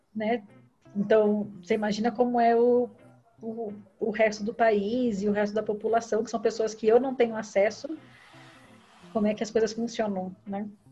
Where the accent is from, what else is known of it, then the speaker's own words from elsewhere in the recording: Brazil; moved away as an adult; a gente saiu do Brasil